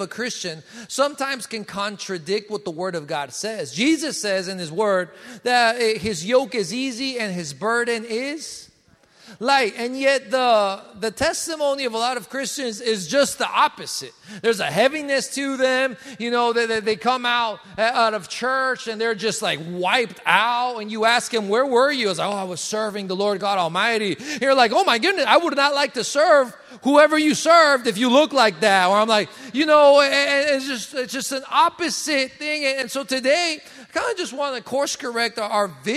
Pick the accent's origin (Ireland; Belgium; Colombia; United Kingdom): Colombia; now in United States; I come from Colombia. In Colombia and South America, we have no seasons. In Bogota, it's always 60s and 70s all year around